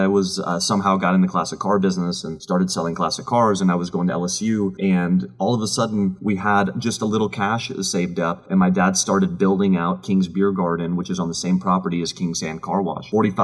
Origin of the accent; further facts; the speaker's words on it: Austria; moved away; My dad and I immigrated from Austria in 1996.